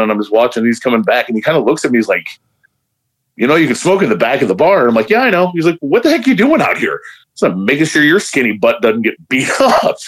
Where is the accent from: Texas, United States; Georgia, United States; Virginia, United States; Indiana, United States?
Indiana, United States; Hammond; also born or lived in Chicago; I grew up in the shadow of Chicago. I grew up on the south side, you know, and back in the eighties and, you know, grew up in Hammond and all this areas around there